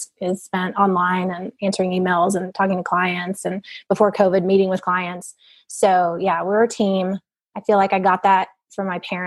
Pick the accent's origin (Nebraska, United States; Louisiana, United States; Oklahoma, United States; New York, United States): Oklahoma, United States; Norman; moved away as an adult; also born or lived in Duncan, Oklahoma / Ecuador; now in Fort Worth, United States; I grew up in Duncan and Norman, Oklahoma